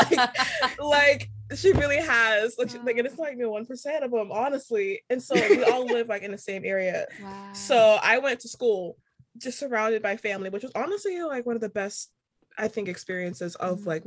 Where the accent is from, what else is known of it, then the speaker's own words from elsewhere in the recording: United States; accent: American; now in Charleston, United States; my American accent